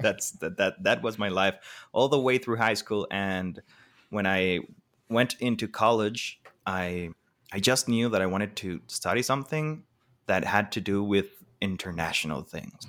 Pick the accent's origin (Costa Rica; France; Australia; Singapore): Costa Rica; I'm Costa Rican, born, raised, everything, but my mom isn't